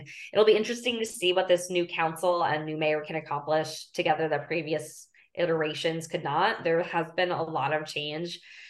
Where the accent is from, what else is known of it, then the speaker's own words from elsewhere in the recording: Philadelphia, Pennsylvania, United States; And I say that as a Philadelphian and as someone who cares about fighting climate change.